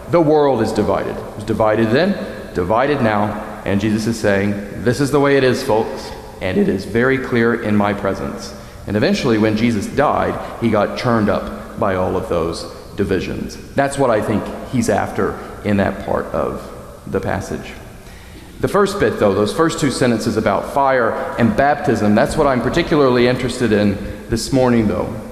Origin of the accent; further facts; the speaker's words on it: New England, United States; I'm from New England.